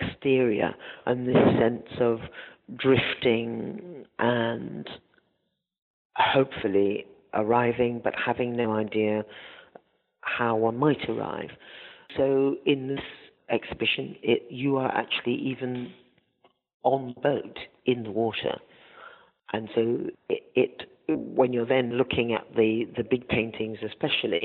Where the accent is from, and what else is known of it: north of England, United Kingdom; born or raised there; also born or lived in Zanzibar, Tanzania